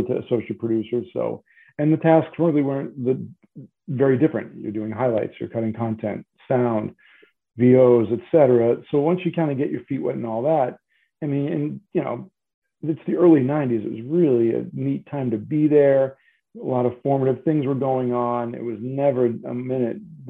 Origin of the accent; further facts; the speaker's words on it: New England, United States; I'm from New England.